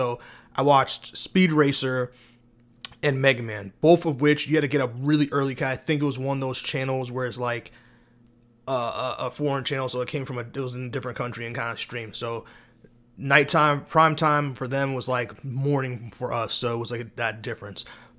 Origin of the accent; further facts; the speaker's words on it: New York City, New York, United States; growing up, I was born in Bronx, New York, right? New York City.